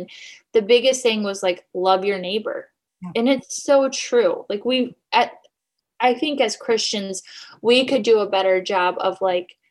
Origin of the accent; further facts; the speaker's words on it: Michigan, United States; I'm from Michigan